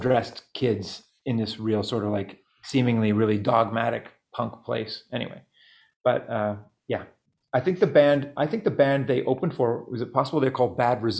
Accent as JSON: {"language": "English", "town": "Halifax", "region": "Nova Scotia", "country": "Canada", "said": "So I'm from Halifax"}